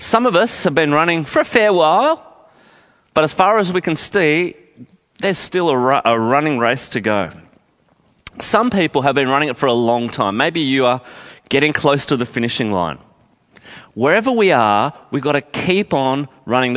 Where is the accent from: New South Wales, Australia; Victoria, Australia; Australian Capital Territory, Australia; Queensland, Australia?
Australian Capital Territory, Australia; Canberra; I grew up in Canberra